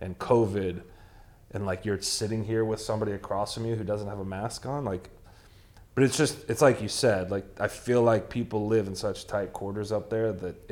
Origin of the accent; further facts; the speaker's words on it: Florida, United States; we're from Florida